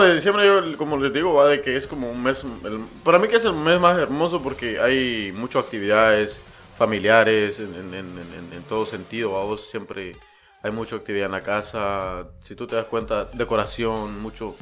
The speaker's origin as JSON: {"language": "Spanish", "country": "Guatemala", "tie": "born or raised there", "said": "donde yo nací, en el pueblito"}